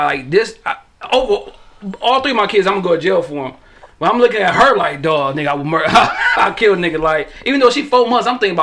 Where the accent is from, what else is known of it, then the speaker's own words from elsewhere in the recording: Detroit, Michigan, United States; I'm from East Warren. You know what I'm saying? I'm from Cooper, between Forest and Warren